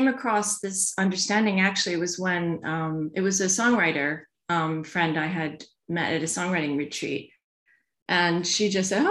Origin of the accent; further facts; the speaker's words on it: New York, United States; moved away as an adult; also born or lived in Louisiana; now in London, United Kingdom; I was born in Louisiana, and then I grew up in New York